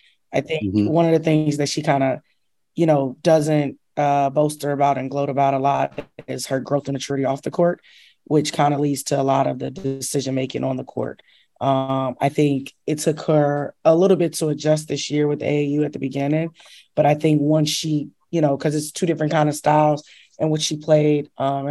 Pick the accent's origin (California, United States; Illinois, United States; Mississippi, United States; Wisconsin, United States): Illinois, United States; Chicago; now in New York City, United States; I'm originally from Chicago